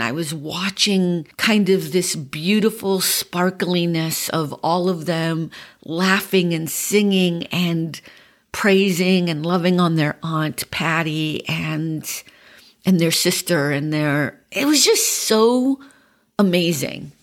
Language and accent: English; Boston, Massachusetts, United States; accent: Boston; moved away; my Boston accent has become a little bit more pronounced this week because I was around so many Bostonians.